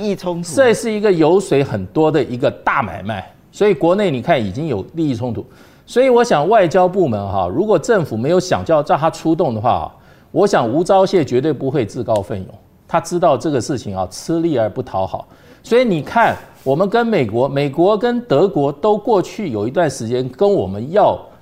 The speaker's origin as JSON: {"language": "Chinese", "country": "Taiwan", "said": "也没有替我们台湾人自己争取疫苗"}